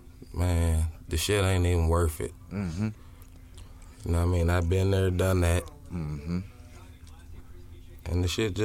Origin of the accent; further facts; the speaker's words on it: South Bend, Indiana, United States; I'm from South Bend, Indiana, man.